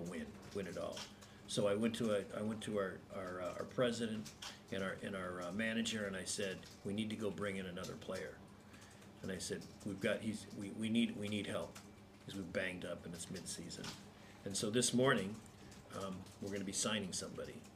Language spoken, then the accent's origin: English; United States; I'm an American